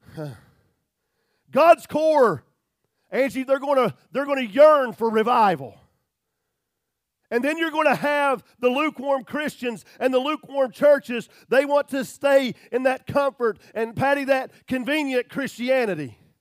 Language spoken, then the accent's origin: English; United States